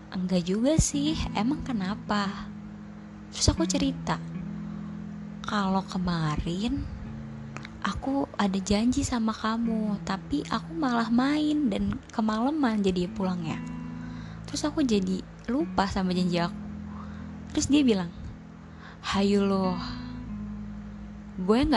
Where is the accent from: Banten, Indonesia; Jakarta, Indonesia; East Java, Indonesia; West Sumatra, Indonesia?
Banten, Indonesia; Tangerang; terus kamu nanya asalnya dari mana terus aku jawab dari Tangerang